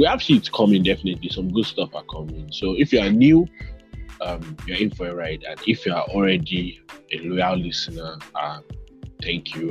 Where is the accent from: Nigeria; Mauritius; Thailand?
Nigeria; I'm Nigerian